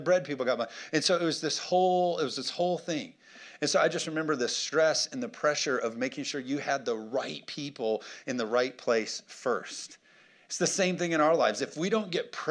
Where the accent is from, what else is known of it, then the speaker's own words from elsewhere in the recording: United States; American Christians